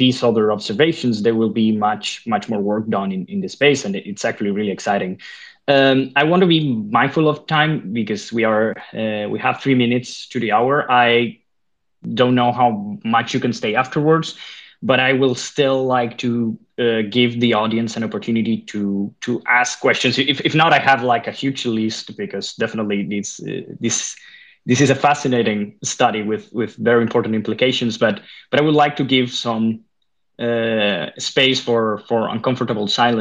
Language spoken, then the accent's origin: English; Spain; now in Denmark; I come from Spain